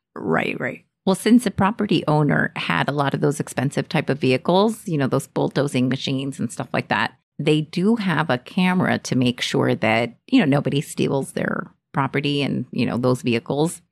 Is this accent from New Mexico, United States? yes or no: no; Texas, United States; I'm Texan